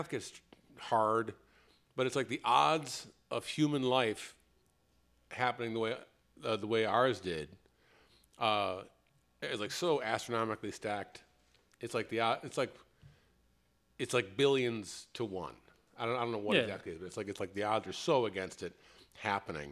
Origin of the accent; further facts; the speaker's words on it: Chicago, Illinois, United States; I'm from Chicago. And I grew up, I was a Cubs fan rather than a Sox fan just by virtue of where I grew up